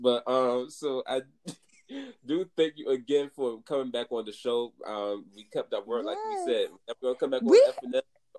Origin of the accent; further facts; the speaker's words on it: Philadelphia, Pennsylvania, United States; And I'm from Philly